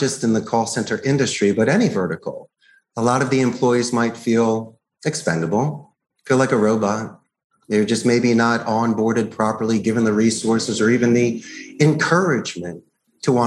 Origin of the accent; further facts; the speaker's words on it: Philadelphia, Pennsylvania, United States; moved away as an adult; also born or lived in Arizona; now in Costa Rica; I grew up in Northeast Philadelphia.